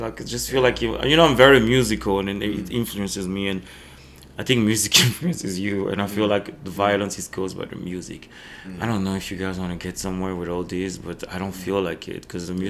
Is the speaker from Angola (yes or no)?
yes; Angola; also born or lived in Belgium; because I'm coming from Africa. Angola